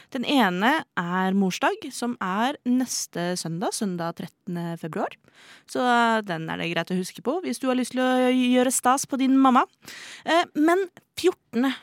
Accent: Oslo, Norway; er født og oppvokst i Oslo

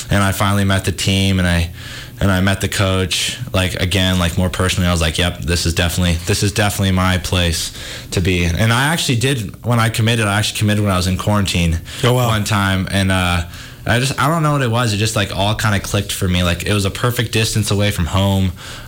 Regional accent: Missoula, Montana, United States; I'm a little nervous. I mean, it's going to be weird not being in my hometown, but at the same time, I'm really excited to like experience something new.

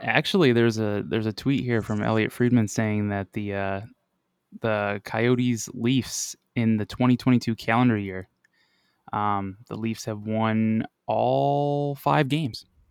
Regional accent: Buffalo, New York, United States; moved away as an adult; now in Arizona, United States; I'm originally from Buffalo

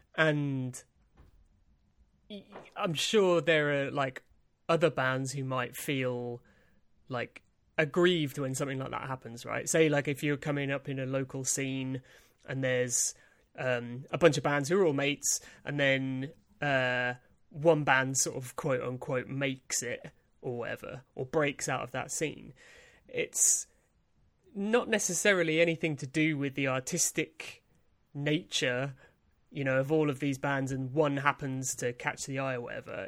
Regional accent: East Dereham, East of England, United Kingdom; accent: Norwich; I'm from Norfolk

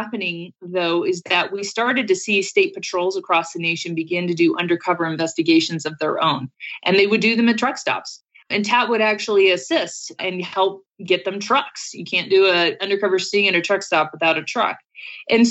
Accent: Colorado, United States; I'm from Colorado.

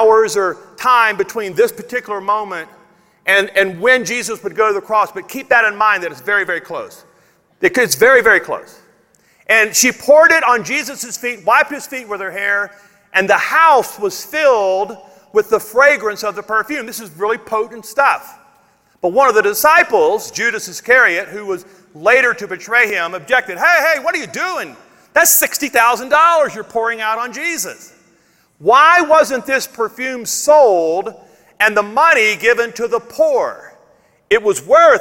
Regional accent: Logansport, Louisiana, United States; I grew up in North Louisiana on Marshall Highway, 5.5 miles out of Logansport, Louisiana

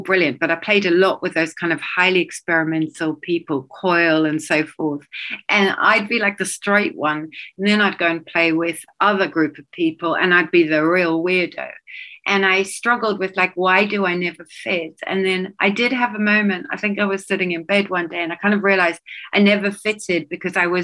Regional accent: South Africa; moved away; I grew up in South Africa

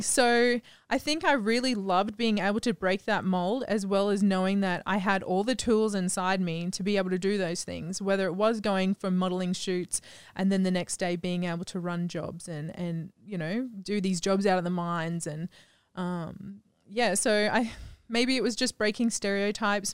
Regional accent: Gladstone, Queensland, Australia; moved away as an adult; also born or lived in Cairns, Australia / United States; now in Phuket, Thailand; I originated in Gladstone, Central Queensland.

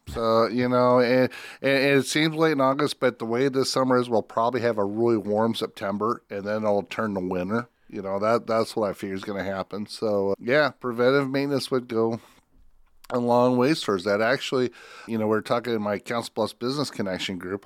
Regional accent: Spencer, Iowa, United States; I grew up in Spencer

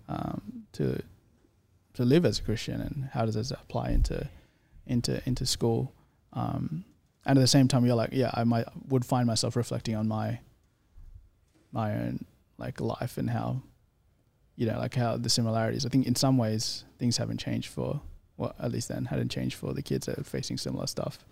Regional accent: Sydney, New South Wales, Australia; accent: Australian; also born or lived in India; I grew up in the Shire

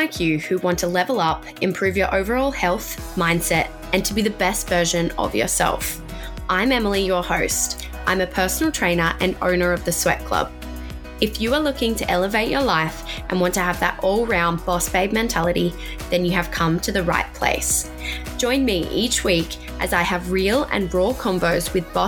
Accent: Tasmania, Australia; now in Sunshine Coast, Australia; I grew up in Tasmania. I live in the Sunshine Coast now.

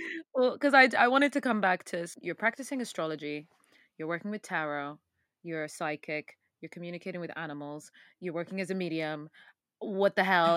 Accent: Sudanese British, England, United Kingdom; this is coming from Sudanese British girl

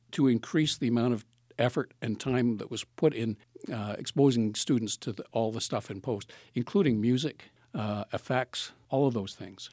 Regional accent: Palgrave, Ontario, Canada; now in Thunder Bay, Canada

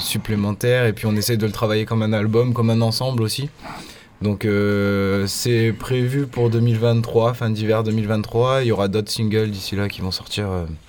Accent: Provence-Alpes-Côte d'Azur, France; also born or lived in Nice area; on est région PACA, on est vraiment, on a grandi dans les Alpes-de-Haute-Provence

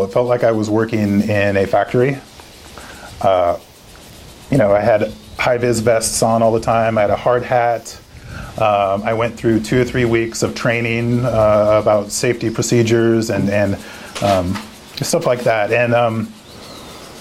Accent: Oregon, United States; also born or lived in France; I'm from Oregon. I'm a fifth generation Oregonian.

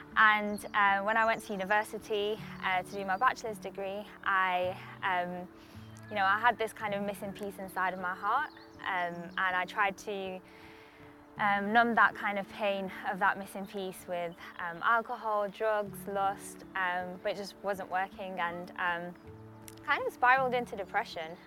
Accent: Poland; moved away; I grew up in Poland, um, which is quite a Catholic um, country.

